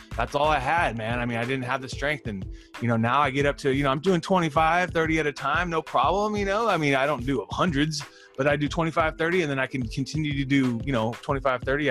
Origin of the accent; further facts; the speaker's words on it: Fresno, California, United States; I'm from Fresno